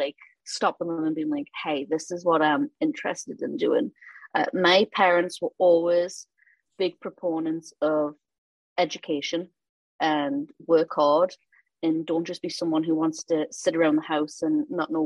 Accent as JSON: {"language": "English", "town": "Newcastle upon Tyne", "region": "North East England", "country": "United Kingdom", "tie": "born or raised there", "also_born_or_lived": "Louisiana / Dubuque, Iowa / Idaho", "moved": "as an adult", "lives_now": "Baton Rouge, United States", "said": "I'm from Newcastle, born and raised. Before I left England, I'd never really left Newcastle"}